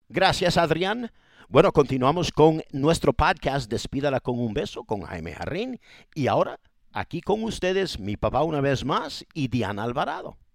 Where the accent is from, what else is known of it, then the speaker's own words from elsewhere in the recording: Ecuador; now in Los Angeles, United States; yo no soy mexicano, soy ecuatoriano